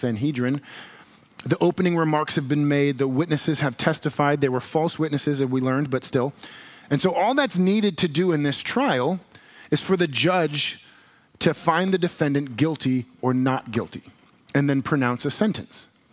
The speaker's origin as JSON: {"language": "English", "country": "United States", "said": "we as American Christians"}